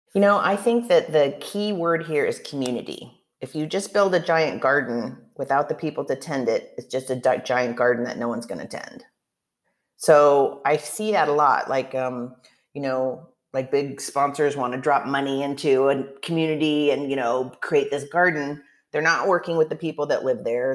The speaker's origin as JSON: {"language": "English", "region": "Oregon", "country": "United States", "moved": "yes", "lives_now": "Chicago, United States", "said": "I'm from Oregon originally and I was I grew up a food gardener"}